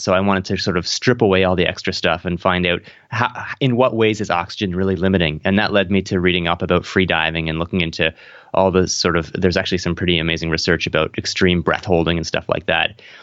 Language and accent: English; Canada; I'm in Toronto, I'm from Canada